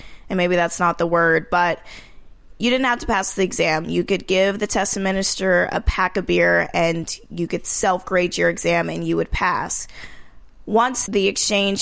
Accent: Marietta, Georgia, United States; moved away as an adult; also born or lived in New York; I came from Georgia, Marietta, Georgia, which is the suburbs of Atlanta.

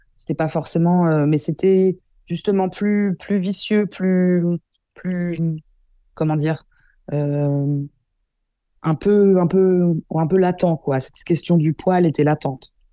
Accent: Versailles, Île-de-France, France; j'ai grandi toute ma vie dans le 78 et, j'ai fait ma scolarité à Versailles

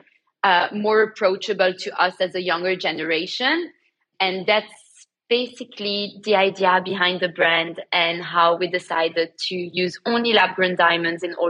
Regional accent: Antwerp, Flanders, Belgium; moved away as an adult; now in London, United Kingdom; I grew up in Belgium, in Antwerp, and moved to London. I've been living in London for the past 10 years.

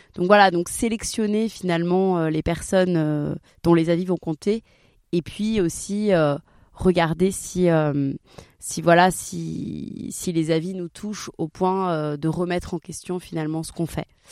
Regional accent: Marseille, Provence-Alpes-Côte d'Azur, France; je viens de Marseille

